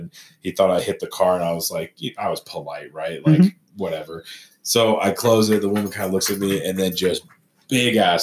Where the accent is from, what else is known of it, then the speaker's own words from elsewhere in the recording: Colorado Springs, Colorado, United States; I grew up here in Colorado Springs for the most part.